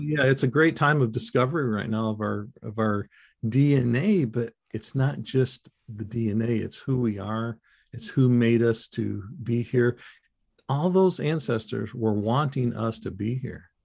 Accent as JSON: {"language": "English", "region": "Michigan", "country": "United States", "tie": "born or raised there", "said": "I was raised in Michigan as a kid"}